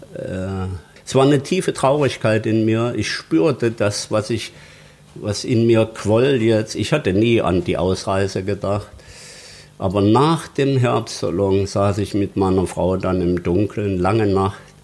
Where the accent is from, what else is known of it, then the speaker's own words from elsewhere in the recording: Zwenkau, Saxony, Germany; also born or lived in Dresden; 1947 geboren in Zwenkau bei Leipzig